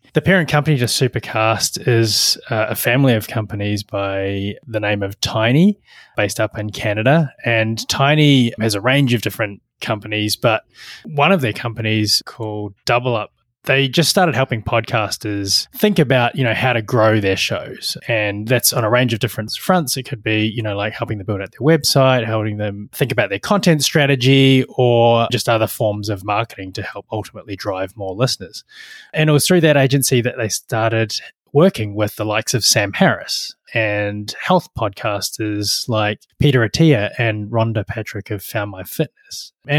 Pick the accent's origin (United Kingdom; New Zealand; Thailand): New Zealand; Dunedin, Otago; I grew up in Dunedin, which is actually, you know, when most people visit New Zealand, they don't get as far as Dunedin, but Dunedin is the southernmost major city in New Zealand.